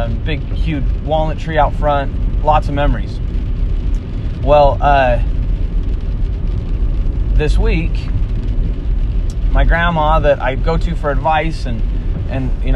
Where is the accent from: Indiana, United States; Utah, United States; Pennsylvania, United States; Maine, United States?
Utah, United States; Springville; So I grew up in Utah in a house that was literally